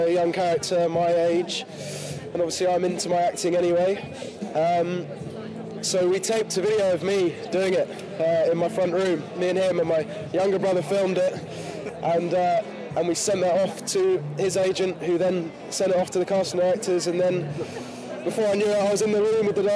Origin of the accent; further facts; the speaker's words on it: London, United Kingdom; I'm not a local lad. No, I'm a Londoner.